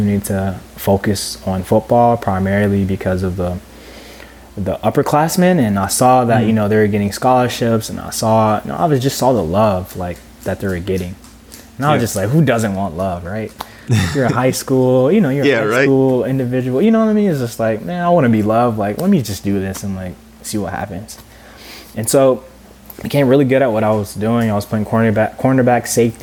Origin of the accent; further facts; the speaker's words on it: Cordele, Georgia, United States; moved away as an adult; also born or lived in Miami; I grew up in Cordial, Georgia, Southwest Georgia. Very rural town